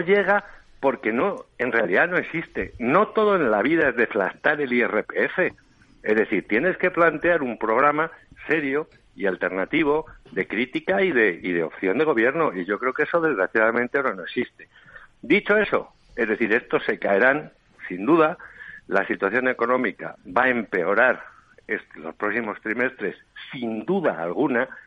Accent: Ávila, Castile and León, Spain; now in Madrid, Spain; Yo soy de Ávila, pero llevo viviendo en Madrid desde el 77

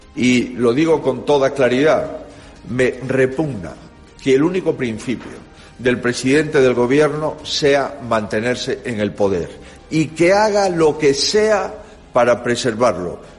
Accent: Galicia, Spain; haya sido derrotada con contundencia en mi tierra

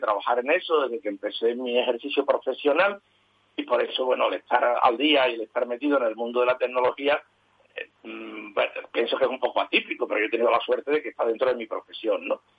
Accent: Seville, Andalusia, Spain; yo nací en Sevilla hace 70 años

